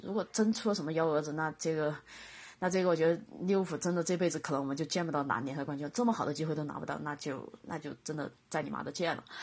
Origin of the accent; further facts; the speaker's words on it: China; 我们中国的话讲，就是小农思想